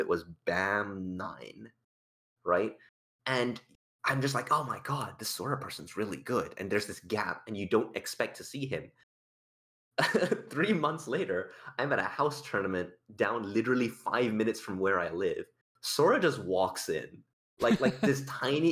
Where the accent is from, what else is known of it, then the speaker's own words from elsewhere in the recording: Malaysia; moved away as an adult; now in Australia; I'm not from Australia, technically speaking. I grew up in Malaysia and I came to Australia for university and now I've moved here